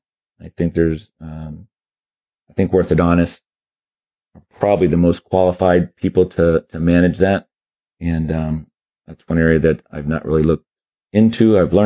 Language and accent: English; Germany; born there; every 7 years we go to Germany. I was born in Germany.